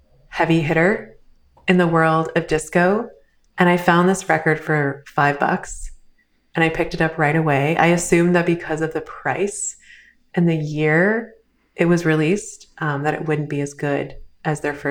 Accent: Canada; I am a Canadian guest based in Toronto.

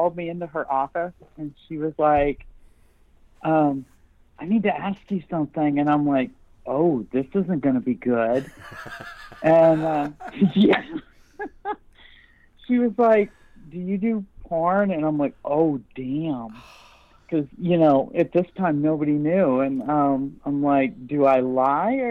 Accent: upstate New York, United States; now in Kentucky, United States; I'm from New York, it's like, way upstate, like the 300 inches of snow a year in New York

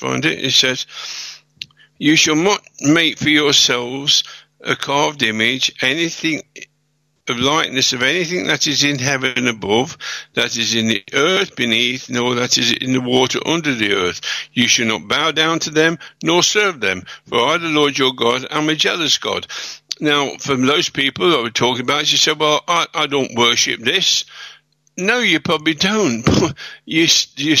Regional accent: England, United Kingdom; I'm a British citizen

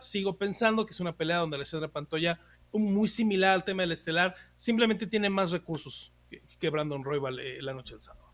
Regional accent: Mexico; soy mexicano

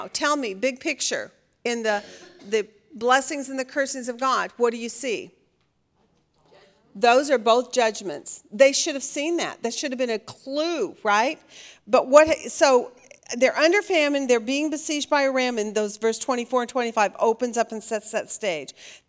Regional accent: Oregon, United States; I should know this because I grew up in Oregon.

